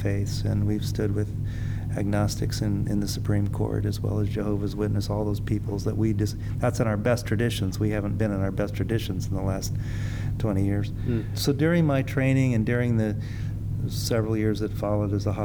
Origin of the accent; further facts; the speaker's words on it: California, United States; I grew up in California.